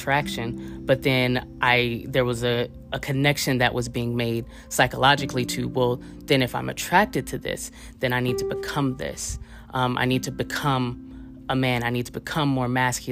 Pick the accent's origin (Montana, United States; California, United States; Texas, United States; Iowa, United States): California, United States; Oakland; I'm originally from West Oakland, California, so right across the bay from San Francisco, California